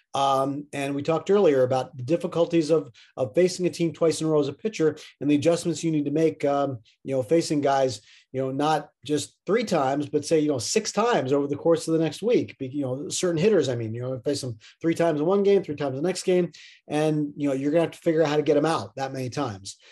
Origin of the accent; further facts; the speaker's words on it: Middletown, Pennsylvania, United States; I grew up in Middletown, Pennsylvania